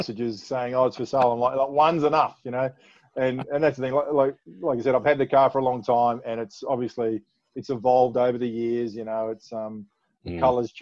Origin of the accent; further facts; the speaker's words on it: Perth, Western Australia, Australia; moved away as an adult; also born or lived in Balcatta / Sydney; I'm born and bred in Osborne Park for a start, but I went to Balcatta Senior High School.